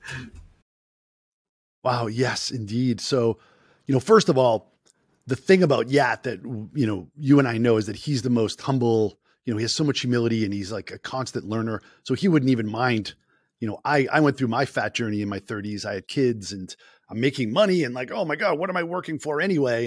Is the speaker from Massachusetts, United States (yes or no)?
yes; Boston, Massachusetts, United States; accent: Boston; my Boston accent